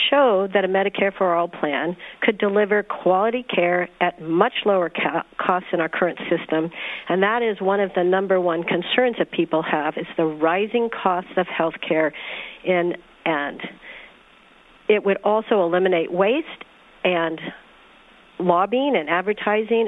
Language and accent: English; California, United States; I'm from California